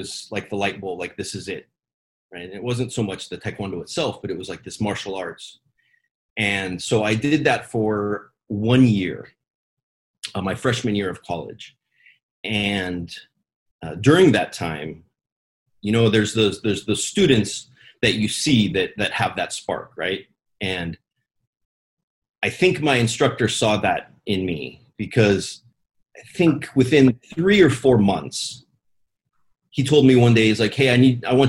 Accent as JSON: {"language": "English", "town": "Fairbanks", "region": "Alaska", "country": "United States", "tie": "born or raised there", "said": "there was only one karate school in our town where I grew up in Fairbanks, Alaska"}